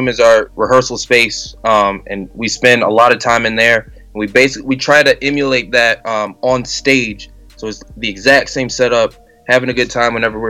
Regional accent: Chicago, Illinois, United States; now in Des Moines, United States; I'm from Chicago originally, and you don't see many people move into Des Moines, Iowa to pursue music.

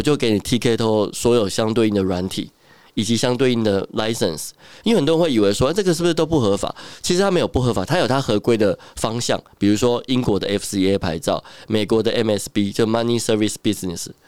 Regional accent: Taiwan; 从小时候读书到长大，都是一个 所谓的乖乖牌吧，也没有离开台湾这样子

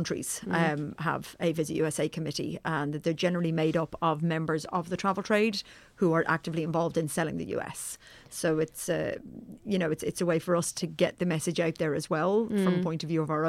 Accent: Johannesburg, Gauteng, South Africa; moved away; I'm from Johannesburg.

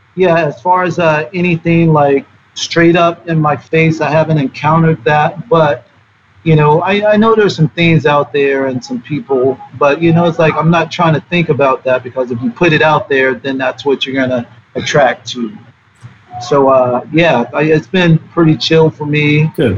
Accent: the South, United States; I grew up in the South

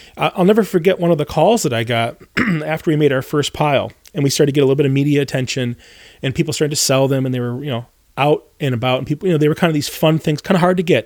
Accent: Northern Michigan, United States; where I grew up in the Midwest, you grow, I'm from Northern Michigan

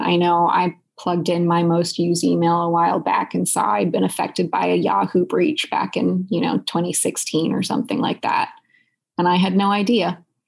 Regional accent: Silicon Valley, California, United States; moved away as an adult; also born or lived in Boston; I was born and raised in Silicon Valley

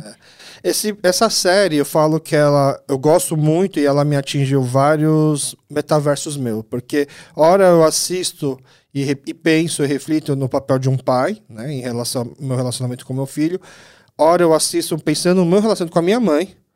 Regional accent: Brazil; Eu sou filho de imigrantes coreanos, nasci aqui no Brasil

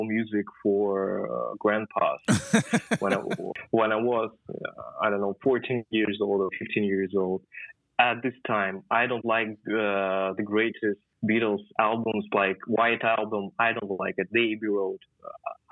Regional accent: Khabarovsk, Khabarovsk Krai, Russia; moved away as an adult; now in Moscow, Russia; I'm from Khabarovsk, and it's 7,000 kilometers far away from Moscow.

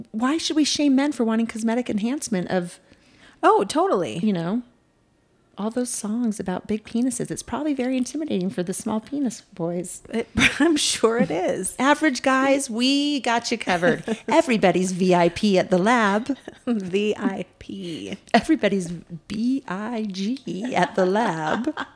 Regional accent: Mountain West, United States; I grew up in the Mountain

